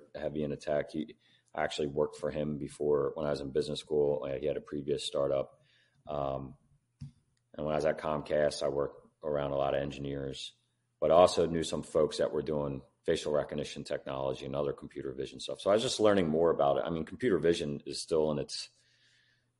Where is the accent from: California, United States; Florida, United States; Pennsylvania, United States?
Pennsylvania, United States; Philadelphia; I grew up here in Philadelphia